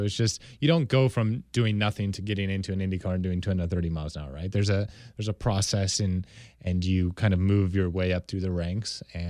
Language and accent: English; California, United States; I'm from California